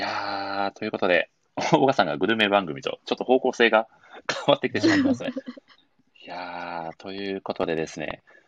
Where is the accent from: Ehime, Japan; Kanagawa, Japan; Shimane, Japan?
Ehime, Japan; Matsuyama; 私の地元、愛媛県は松山市発祥。